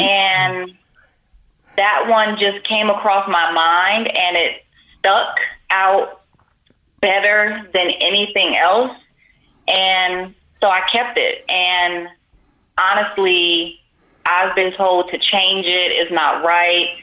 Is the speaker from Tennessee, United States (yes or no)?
no; Miami, Florida, United States; also born or lived in Las Vegas; now in California, United States; I am from Miami